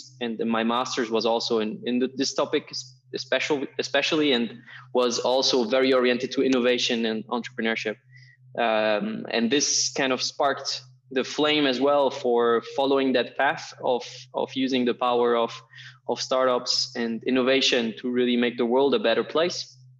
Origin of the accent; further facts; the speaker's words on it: Berlin, Germany; English is a second language; And then from 10 to 18, I grew up in Berlin.